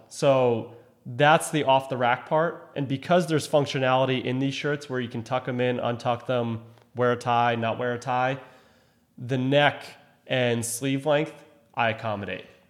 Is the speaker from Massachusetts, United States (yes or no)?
yes; Cohasset, Massachusetts, United States; I grew up in Cohasset, Massachusetts